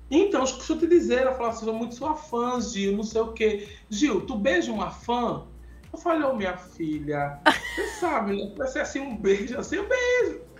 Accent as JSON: {"language": "Portuguese", "town": "Recife", "region": "Pernambuco", "country": "Brazil", "said": "eu sou de, de, Recife."}